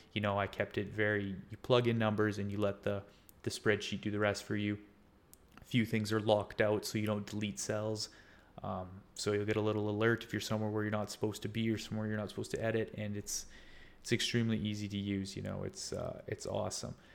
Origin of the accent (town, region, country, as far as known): Canada; also born or lived in Scotland